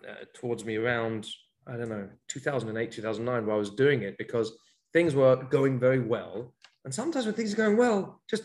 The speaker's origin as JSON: {"language": "English", "region": "London", "country": "United Kingdom", "tie": "born or raised there", "moved": "as an adult", "lives_now": "Israel", "said": "I grew up in London, and I've been living here in Israel now for almost 23 years"}